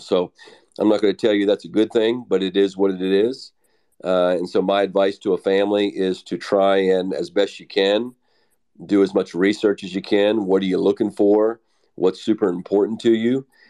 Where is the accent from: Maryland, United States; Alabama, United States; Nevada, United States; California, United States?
Maryland, United States; Western; now in Texas, United States; I'm from Western Maryland